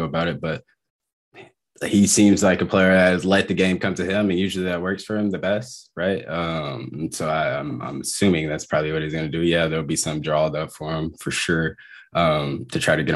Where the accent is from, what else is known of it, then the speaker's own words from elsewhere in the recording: Dallas, Texas, United States; also born or lived in Philadelphia; growing up in Dallas